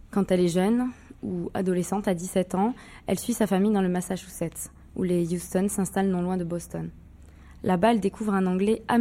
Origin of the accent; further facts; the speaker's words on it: France; moved away as an adult; now in Montreal, Canada; j'ai quitté la France quand j'avais 20 ans et quand je suis arrivée ici au Québec, à Montréal